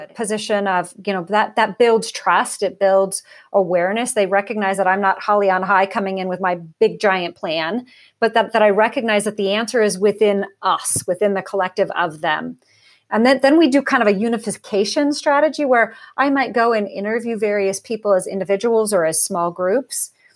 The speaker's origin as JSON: {"language": "English", "town": "Portland", "region": "Oregon", "country": "United States", "tie": "born or raised there", "said": "I grew up in Portland, Oregon, that's the home home of, of Nike"}